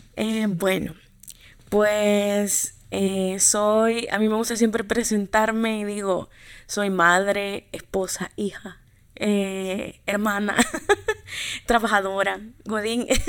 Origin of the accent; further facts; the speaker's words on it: Santa Ana, El Salvador; soy de Santa Ana, allá nací